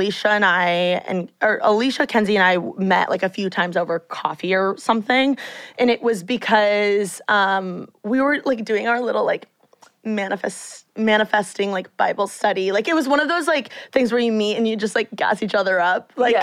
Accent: Bloomington, Indiana, United States; now in Los Angeles, United States; I'm from Bloomington

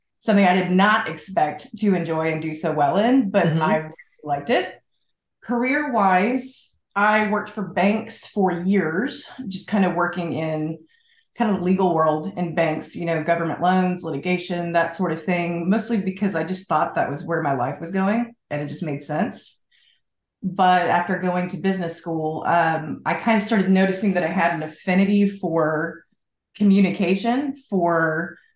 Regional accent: Fayetteville, Arkansas, United States; now in Little Rock, United States; I was born and raised in Arkansas, about 3 hours north of here in Fayetteville.

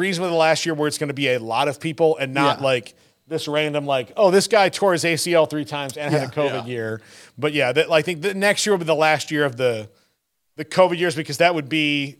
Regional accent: South Florida, United States; Look, I grew up in South Florida

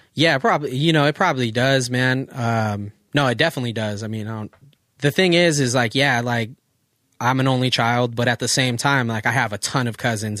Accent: Oceanside, California, United States; where we grew up in Oceanside

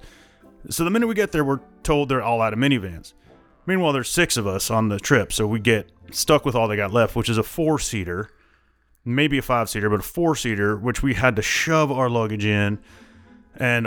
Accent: Iowa, United States; I'm from Iowa

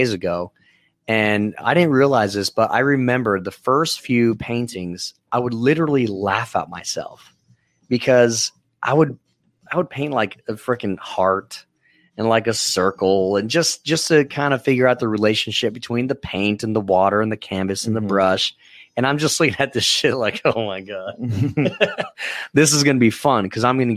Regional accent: Los Lunas, New Mexico, United States; moved away as an adult; also born or lived in Hollywood, California; now in Oceanside, United States; I moved from Albuquerque. Well, actually, a small town called Los Lunas

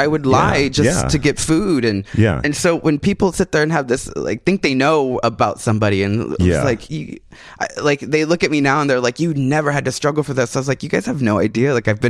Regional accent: San Antonio, Texas, United States; In Texas, San Antonio, Texas.

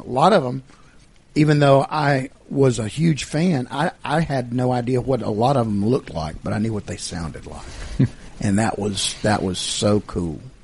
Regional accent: Georgia, United States; as a kid growing up in Georgia

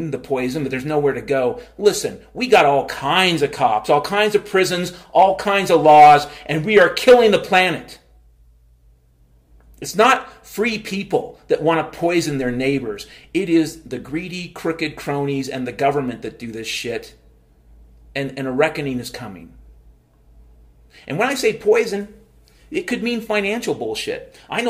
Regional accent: Mount Vernon, Washington, United States; I grew up in Mount Vernon, Washington, and we were at least 10 or 20 years behind the times.

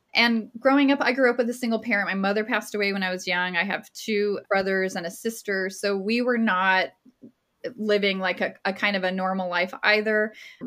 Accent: Las Cruces, New Mexico, United States; I'm from Las Cruces, New Mexico

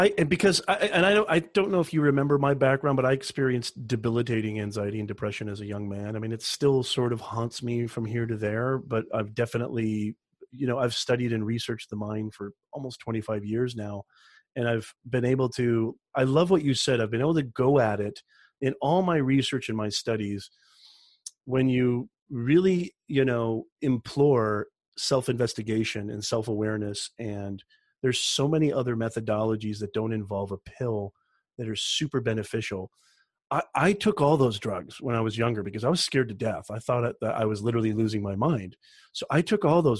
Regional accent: Indiana, United States; now in California, United States; I grew up in Indiana

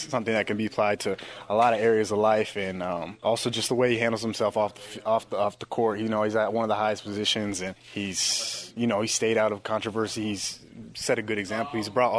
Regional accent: Milwaukee, Wisconsin, United States; I was born in Milwaukee, so I'm a Packers fan.

